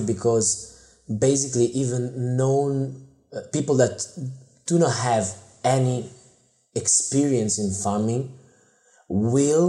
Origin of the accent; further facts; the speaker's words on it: Italy; I grew up in Italy